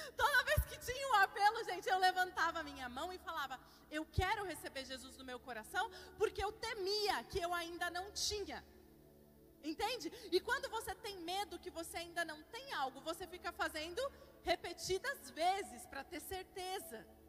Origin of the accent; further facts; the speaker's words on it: Curitiba, Paraná, Brazil; moved away as an adult; also born or lived in United States; now in São Paulo, Brazil; Eu de fato sou de Curitiba, gente, mas recentemente me mudei para São Paulo